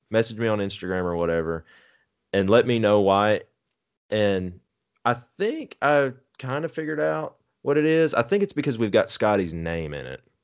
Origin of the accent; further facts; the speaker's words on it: Texas, United States; moved away; I was born in Texas